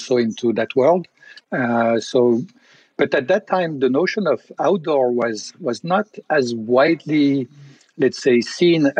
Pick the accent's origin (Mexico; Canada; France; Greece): France; Tignes, Auvergne-Rhône-Alpes; I grew up in a ski resort. And this ski resort is the resort of Tignes Val d'Isère. In the Alps